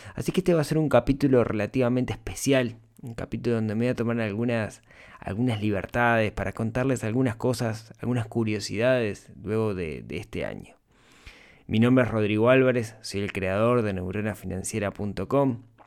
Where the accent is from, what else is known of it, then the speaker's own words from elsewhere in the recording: Uruguay; La mayoría del público es de Uruguay, mi país natal